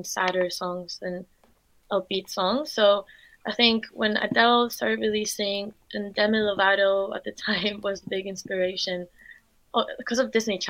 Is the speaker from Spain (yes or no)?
yes; Spain; now in London, United Kingdom; I'm from Spain. So I grew up in Spain, but my mum is German and my dad's Dutch